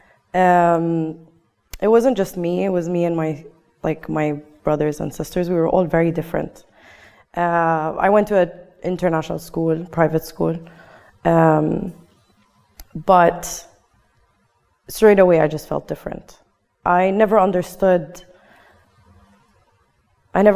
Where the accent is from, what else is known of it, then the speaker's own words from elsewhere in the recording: United Arab Emirates; first language English; communicating with locals, with Emiratis, was very hard for me. And my first language is English